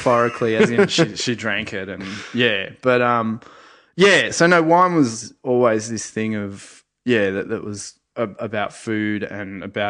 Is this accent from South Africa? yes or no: no; Sydney, New South Wales, Australia; In Sydney.